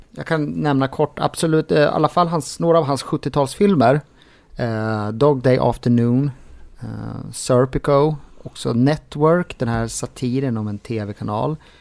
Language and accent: Swedish; Sweden; mig som svensk